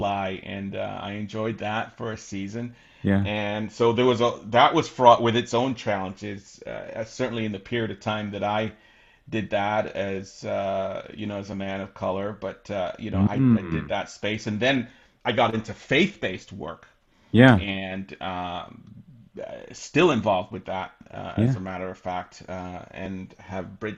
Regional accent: Canada; also born or lived in England (northeast of London); I ended up coming to Canada, immigrating to Canada with my mom and my sisters

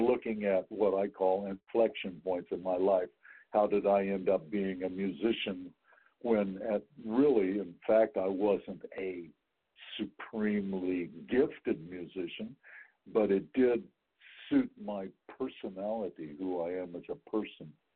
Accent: Wichita, Kansas, United States; also born or lived in McPherson, Kansas; now in San Francisco Bay Area, United States; I grew up in Wichita, mm. but then my last two years of high school, we moved to McPherson, Kansas

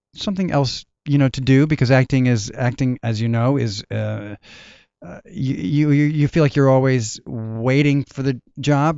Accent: Tacoma, Washington, United States; moved away as an adult; also born or lived in Inglewood, California / South Pasadena, California / Mission Viejo, California; when I grew up in Tacoma, we lived by two big military bases

